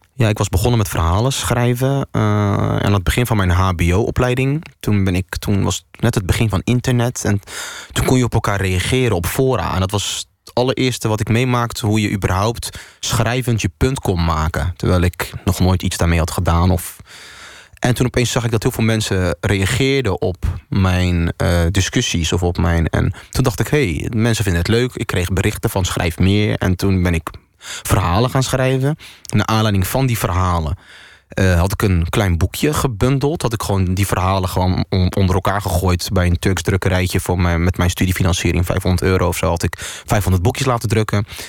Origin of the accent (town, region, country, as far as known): Netherlands; born or raised there